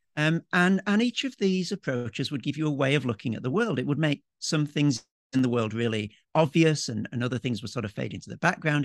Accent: Yorkshire and the Humber, United Kingdom; moved away as an adult; now in Melbourne, Australia; I'm a Yorkshireman, grew up in the U K

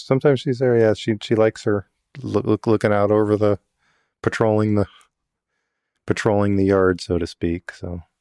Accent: Yakima, Washington, United States; I grew up in Yakima

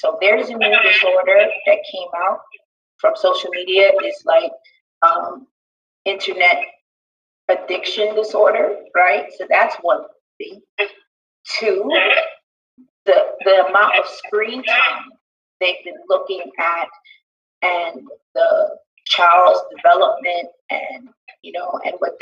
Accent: New York City, New York, United States; I was born and raised in Brooklyn

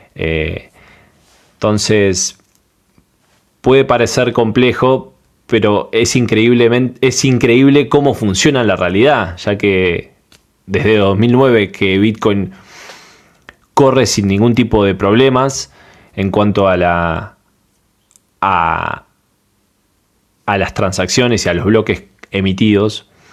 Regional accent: Panama; de Panamá

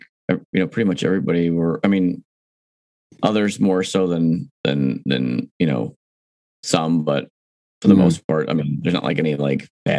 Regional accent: East Coast, United States; now in Midwest, United States; I'm from the East Coast. I talk fast.

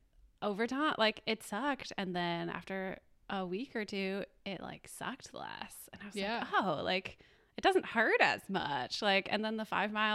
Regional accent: Grand Rapids, Michigan, United States; now in Chicago, United States; I grew up in Grand Rapids, Michigan on 10 acres of land, and I was homeschooled

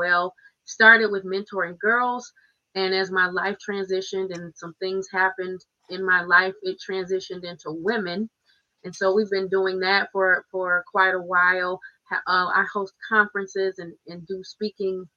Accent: Muskegon, Michigan, United States; I'm born and raised in Muskegon, Michigan. Been here my whole life

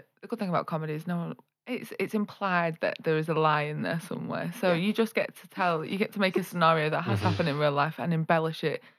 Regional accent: Southport, North West England, United Kingdom; I'm 25 from Southport.

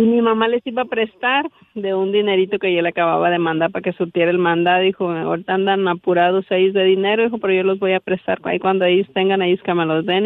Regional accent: Michoacán, Mexico; now in Nevada, United States; yo soy de Michoacán.

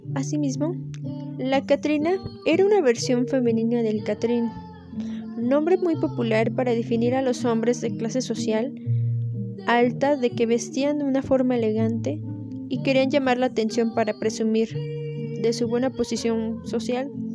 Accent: Mexico; nuestras raíces son indígenas y españolas

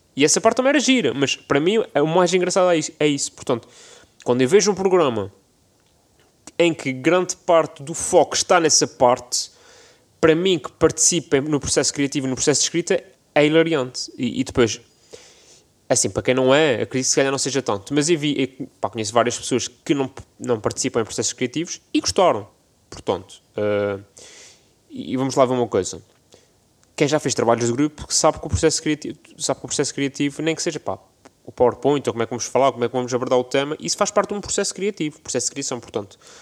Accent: Azores, Portugal; que sou açoriano

